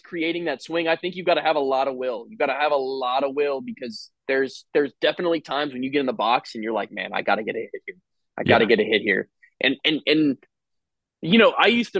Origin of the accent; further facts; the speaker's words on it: Jupiter, Florida, United States; I grew up in Jupiter, Florida